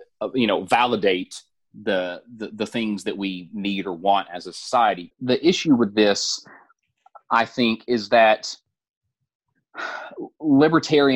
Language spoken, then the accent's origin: English; the South, United States; growing up in the South, for a long time